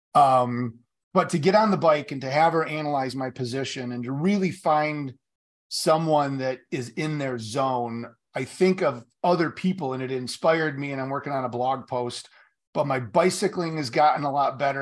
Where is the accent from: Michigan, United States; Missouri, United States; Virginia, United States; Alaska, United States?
Michigan, United States; Marshall; in Marshall, where I grew up here in Michigan